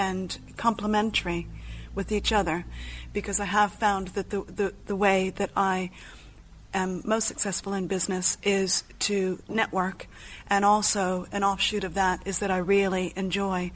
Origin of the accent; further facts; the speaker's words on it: United States; moved away as an adult; now in Exeter, United Kingdom; I'm American, but I have actually lived in England now longer than I lived in the States